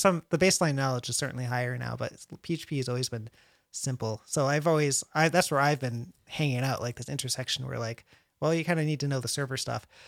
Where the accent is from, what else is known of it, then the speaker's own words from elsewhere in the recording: Connecticut, United States; now in San Antonio, United States; I'm from Connecticut